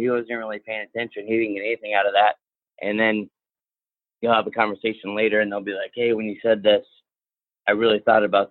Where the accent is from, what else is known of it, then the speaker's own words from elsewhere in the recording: Midwest, United States; now in Virginia, United States; I'm from the Midwest.